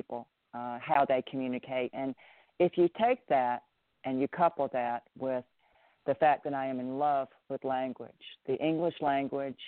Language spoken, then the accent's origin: English; Memphis, Tennessee, United States; accent: Southern; moved away as an adult; also born or lived in Minnesota / California / Ireland; I moved from Minnesota to Memphis when I was 10, when I had just turned 10